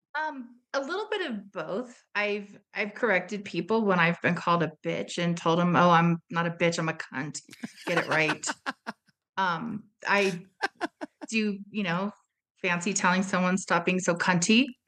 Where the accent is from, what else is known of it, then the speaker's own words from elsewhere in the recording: United States; being American